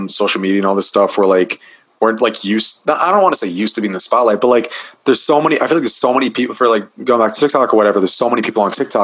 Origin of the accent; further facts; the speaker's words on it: Massachusetts, United States; I'm from Massachusetts